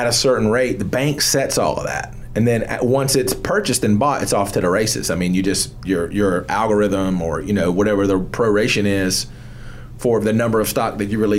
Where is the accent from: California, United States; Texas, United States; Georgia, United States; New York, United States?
Georgia, United States; I'm from Georgia